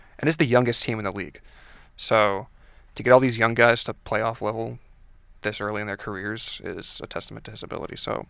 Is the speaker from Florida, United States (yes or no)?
yes; Fort Lauderdale, Florida, United States; I'm not going to say I'm from Miami because then everybody's going to be like, "Why are you putting Fort Lauderdale on your geotag?"